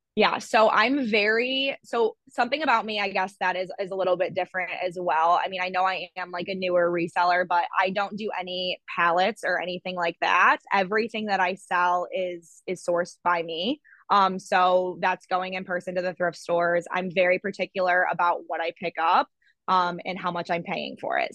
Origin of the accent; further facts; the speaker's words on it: Toledo, Ohio, United States; also born or lived in Columbus, Ohio; I'm from Ohio. I was born in Toledo and I moved to Columbus where I went to Ohio State for my undergraduate degree